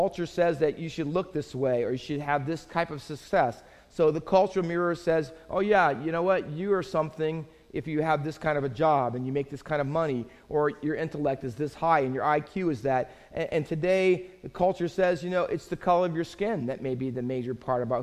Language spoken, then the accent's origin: English; Findlay, Ohio, United States; I grew up in Findlay, Ohio, mostly town of about 40,000